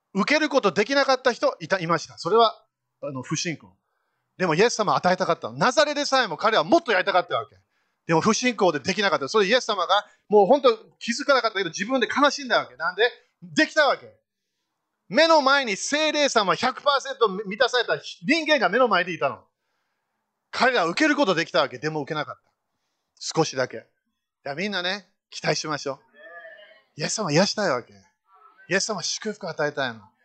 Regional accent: Fukushima, Japan; also born or lived in United Kingdom / United States; 私日本で生まれたんだよ。福島県福島市、三河台小学校行った

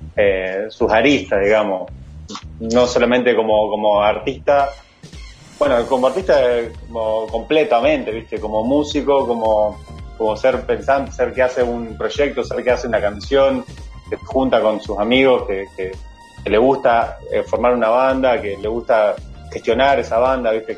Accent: Nueva Helvecia, Colonia, Uruguay; also born or lived in Rosario, Colonia; Yo soy de Nueva Albesia

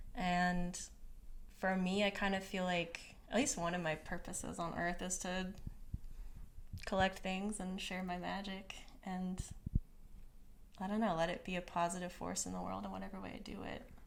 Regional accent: Conway, Missouri, United States; I grew up in a town called Conway, Missouri

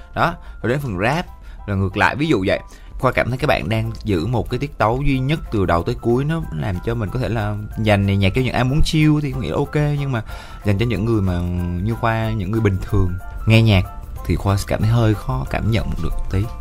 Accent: Vietnam; accent: mountain-region (rural) accent; cái giọng em là cái giọng miền núi

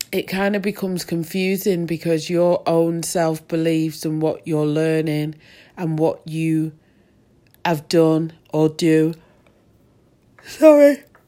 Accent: Manchester, North West England, United Kingdom; also born or lived in Moss Side / Rusholme; I definitely come from Manchester. I was born in, um, Levenshulme and, uh, I moved to Ardwick and then Fallowfield.

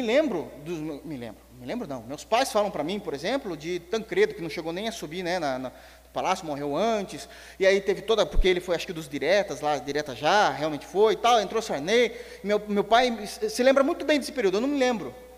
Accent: Brazil; eu, nasci com essa informação na minha vida, sendo brasileiro

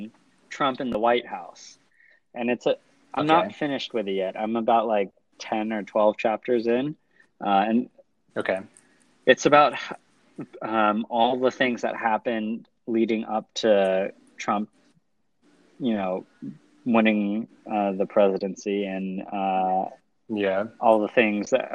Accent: California, United States; now in New York, United States; I am from California, but now I'm in New York

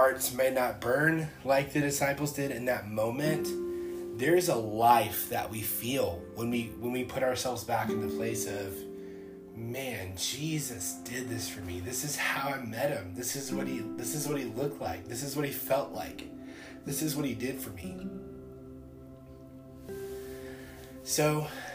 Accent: Columbus, Georgia, United States; I grew up in the Bible Belt. Like, you know, Columbus, Georgia is the Bible Belt of truth

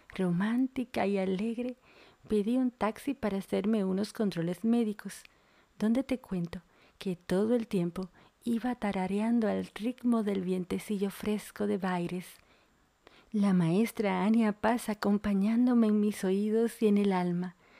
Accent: Dominican Republic; also born or lived in Argentina; now in Buenos Aires, Argentina; una dominicana en Argentina

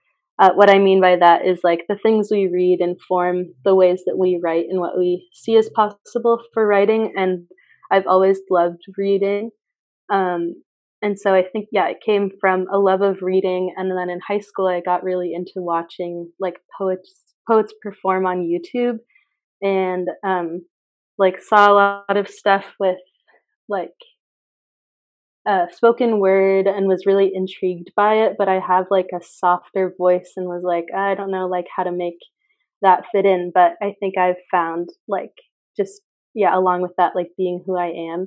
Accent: Mount Vernon, Washington, United States; I'm from Mount Vernon, Washington, so like all evergreens and stuff like

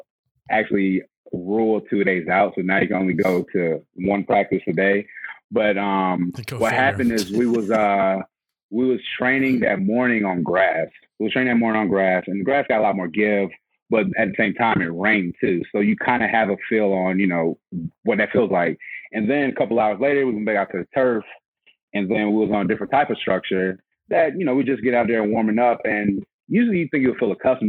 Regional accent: Atlanta, Georgia, United States; I'm from Atlanta, Georgia

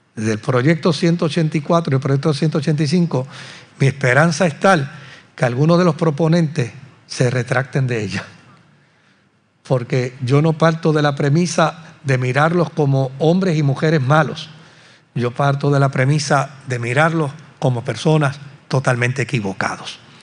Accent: Puerto Rico; como puertorriqueños

